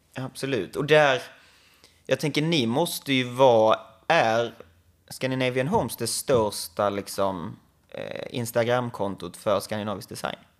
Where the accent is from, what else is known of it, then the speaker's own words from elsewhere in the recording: Skåne, Sweden; jag kommer från Skåne